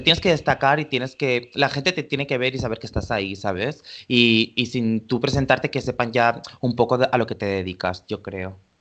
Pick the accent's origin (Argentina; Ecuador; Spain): Spain; Valencia, Valencian Community; born or raised there; now in Barcelona, Spain